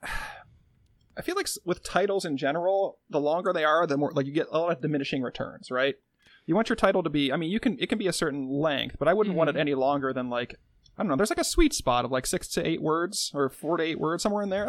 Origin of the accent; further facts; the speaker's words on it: Midwest, United States; accent: Midwestern; first language English; my mother tongue is like Midwestern dialect